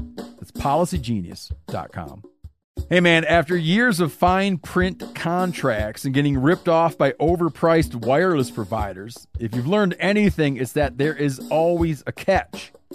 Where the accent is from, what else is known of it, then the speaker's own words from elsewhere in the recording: Michigan, United States; I grew up in Michigan